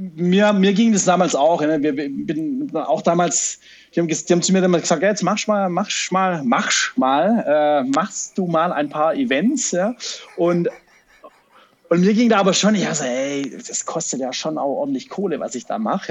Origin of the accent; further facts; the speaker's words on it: Stuttgart, Baden-Württemberg, Germany; accent: Swabian; fühle ich mich ein bisschen auch als Stuttgarter